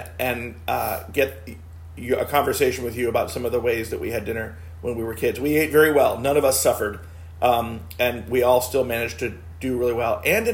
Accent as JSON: {"language": "English", "region": "South Florida", "country": "United States", "tie": "born or raised there", "said": "growing up in South Florida is that we had a key lime tree in our backyard."}